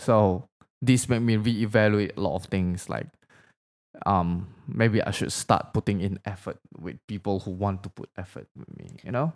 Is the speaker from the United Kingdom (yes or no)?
no; Indonesia; first language Indonesian; English is a second language; moved away; English is not my first language, by the way. Like, I don't, like, I grew up in Indonesia, so my language was actually Bahasa